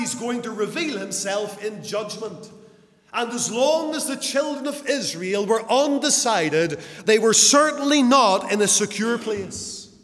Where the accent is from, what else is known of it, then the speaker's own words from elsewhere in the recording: Lisburn, Northern Ireland, United Kingdom; in Lisburn, my hometown